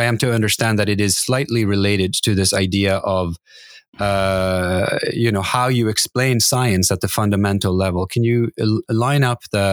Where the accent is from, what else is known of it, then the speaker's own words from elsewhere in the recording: Norway; I grew up in Norway, and I am used to the Gulf Stream